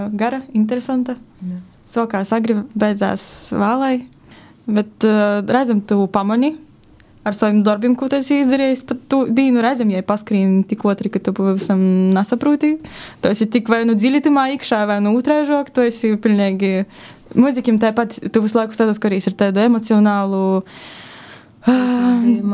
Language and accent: Latvian; small village near Rēzekne, Latgale, Latvia; es nāku no nu, tāda neliela cīmeteņa